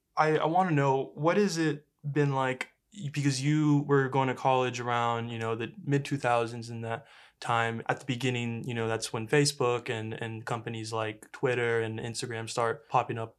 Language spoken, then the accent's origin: English; La Porte, Texas, United States; I'm from Laporte